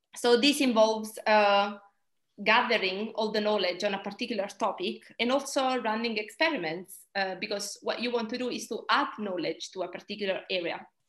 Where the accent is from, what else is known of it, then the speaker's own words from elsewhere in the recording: Italy; moved away as an adult; now in United Kingdom; I'm originally from Italy, but I've been in the UK for the last 10 years.